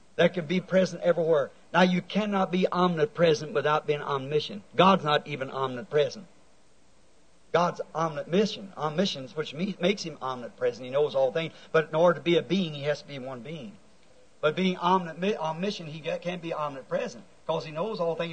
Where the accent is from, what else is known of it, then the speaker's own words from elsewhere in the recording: United States; I am an American.